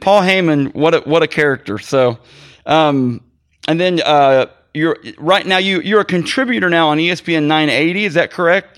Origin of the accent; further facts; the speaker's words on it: Missouri, United States; I'm in Missouri, and we're, I'm from Missouri